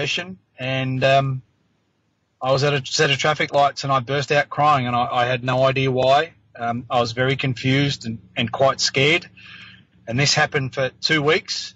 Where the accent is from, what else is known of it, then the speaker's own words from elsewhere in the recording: Australia; also born or lived in New Zealand; I was born in New Zealand, lived there for 3 years until mum and dad and my sister and I moved over here to Australia